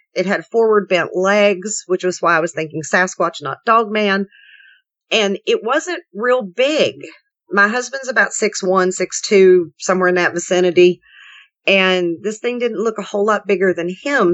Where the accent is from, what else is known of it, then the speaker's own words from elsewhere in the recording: West Virginia, United States; now in Kentucky, United States; I grew up in West Virginia